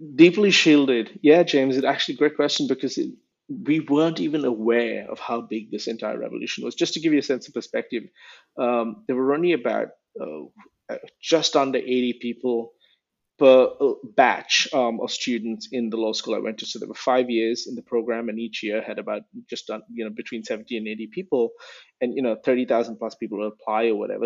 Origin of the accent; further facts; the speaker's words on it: India; moved away; I grew up uh, in a few cities in India. Um, I was born in 1981, so that gives away my age. And I moved around a few times by the time I was 18